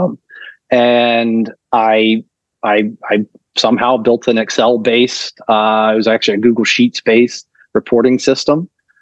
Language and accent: English; North Carolina, United States; moved away; I'm from North Carolina originally